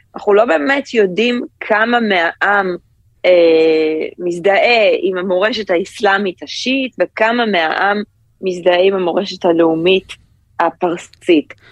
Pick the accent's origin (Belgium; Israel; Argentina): Israel; Ramat HaSharon, Tel Aviv District; now in New York, United States; אני גדלתי ברמת השרון